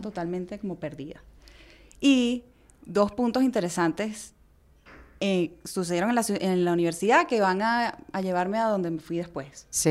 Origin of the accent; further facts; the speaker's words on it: Venezuela; moved away; also born or lived in Hangzhou, China; emigramos de Chile a Venezuela. Yo nací en Venezuela, pero mi mamá nació en Chile y mi abuela también